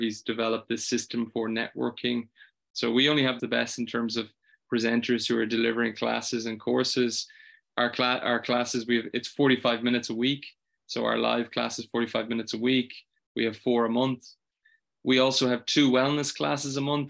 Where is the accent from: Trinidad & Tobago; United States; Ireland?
Ireland; I'm from Ireland